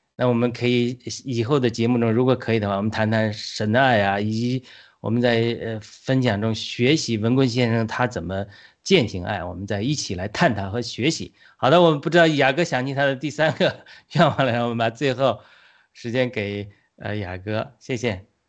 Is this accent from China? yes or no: yes; China; 我们中国人